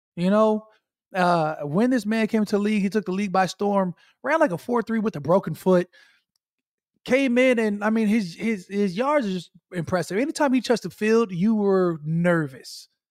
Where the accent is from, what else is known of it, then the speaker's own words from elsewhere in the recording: Minnesota, United States; now in New Orleans, United States; I was born in Minnesota